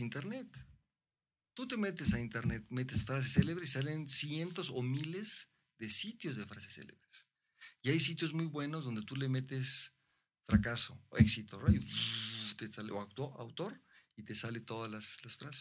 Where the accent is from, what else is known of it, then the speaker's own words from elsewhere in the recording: Mexico; como mexicano